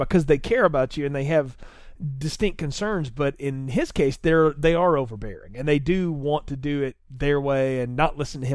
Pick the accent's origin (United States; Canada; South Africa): United States; the South; I grew up in the South.